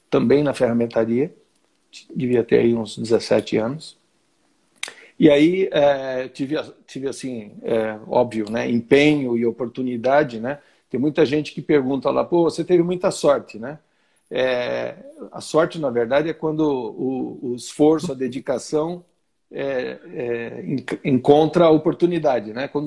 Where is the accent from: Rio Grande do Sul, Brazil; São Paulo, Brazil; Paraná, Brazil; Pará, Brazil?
São Paulo, Brazil; Santo André; Na região do ABC Paulista, sou de Santo André. Tenho 58 anos.